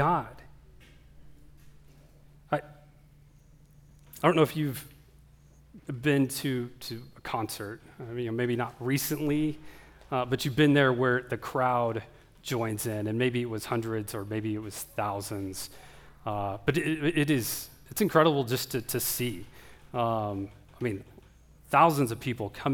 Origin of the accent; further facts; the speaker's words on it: Oklahoma, United States; I grew up in Oklahoma